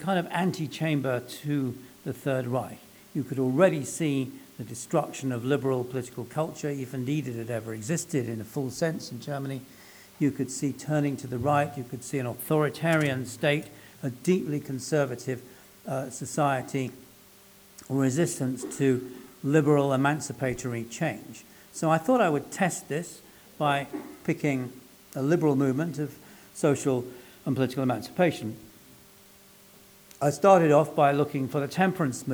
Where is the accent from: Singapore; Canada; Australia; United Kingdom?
United Kingdom; London; I was born and brought up in London, and my family are Welsh